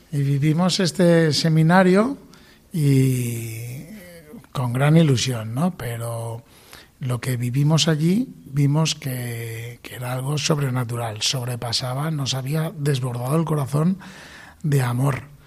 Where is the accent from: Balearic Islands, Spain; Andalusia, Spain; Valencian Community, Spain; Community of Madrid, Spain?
Valencian Community, Spain; nosotros somos valencianos